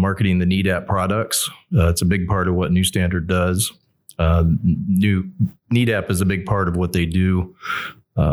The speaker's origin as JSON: {"language": "English", "area": "outside of the Dallas Metroplex", "region": "Texas", "country": "United States", "tie": "born or raised there", "moved": "yes", "said": "I grew up outside of the Dallas Metroplex"}